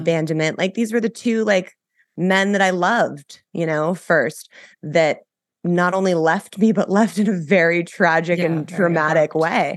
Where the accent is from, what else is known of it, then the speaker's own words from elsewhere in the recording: Los Angeles, California, United States; so I grew up in Los Angeles. I was born and raised here.